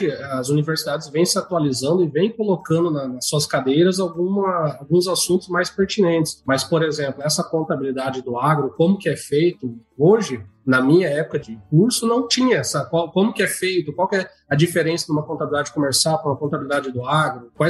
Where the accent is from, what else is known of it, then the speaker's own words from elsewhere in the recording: São Miguel do Oeste, Santa Catarina, Brazil; born there; now in Campo Novo, Brazil; eu nasci em São Miguel do Oeste, lá em Santa Catarina.